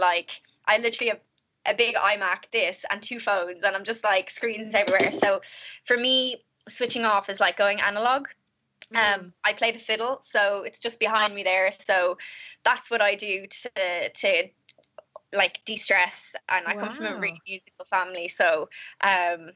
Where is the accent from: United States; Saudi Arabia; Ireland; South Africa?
Ireland; moved away as an adult; also born or lived in London; It's something that I am just intrinsically proud of as an Irish person.